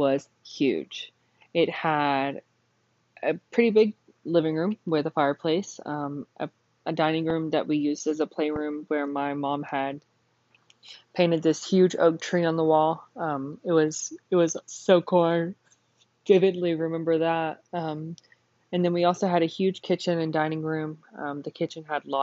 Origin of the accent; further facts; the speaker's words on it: Burke, Texas, United States; Whenever I was born, my parents had lived in a really small town called Burke, Texas. My family had lived in Burke for probably over 100 years. My family had founded the town, the family house that we had grown up in.